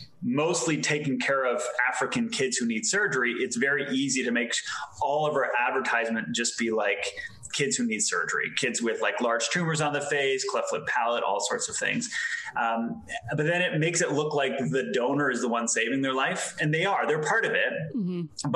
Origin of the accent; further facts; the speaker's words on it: Canada; also born or lived in Europe; I'm Canadian. So I grew up for part of my life in Canada, part of my life in Europe. So I definitely have no idea where I'm from anymore.